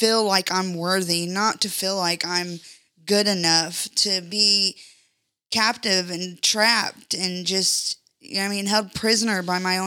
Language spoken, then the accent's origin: English; Brazil, Indiana, United States; I am from Brazil, Indiana